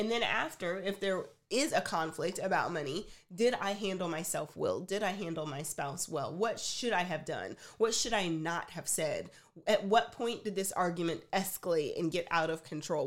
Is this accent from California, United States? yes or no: no; Texas, United States; I'm from Texas